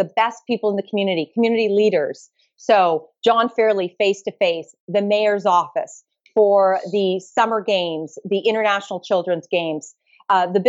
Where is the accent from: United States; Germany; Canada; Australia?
Canada; Mississauga, Ontario; also born or lived in Toronto; I was born in Toronto and I grew up in Toronto, Mississauga